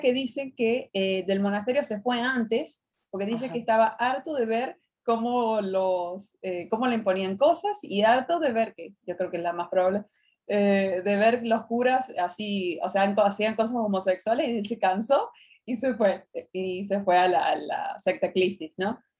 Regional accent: Mexico; de México

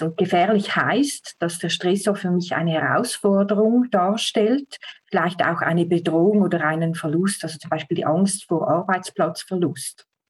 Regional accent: Switzerland; Ich komme aus der Schweiz

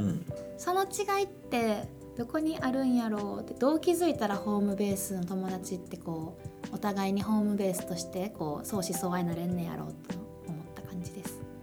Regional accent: Kansai, Japan; moved away as an adult; たまたま私関西から来てるんで、うん、関西組で

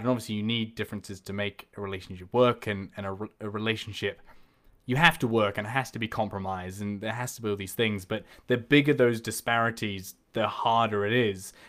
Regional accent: New Zealand; moved away as an adult; now in Liverpool, United Kingdom; being from New Zealand

